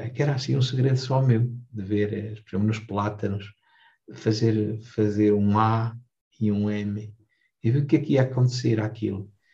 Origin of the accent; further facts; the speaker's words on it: Vilarelho, Portugal; Eu nasci cá, em, no Vilarelho, fiz casa em Vilarelho